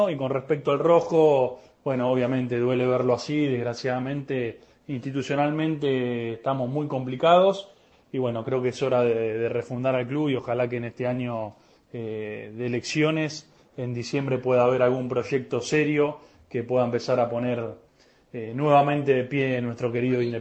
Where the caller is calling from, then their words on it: Avellaneda, Buenos Aires Province, Argentina; Ariel, Nelson, buenas noches. … de Avellaneda.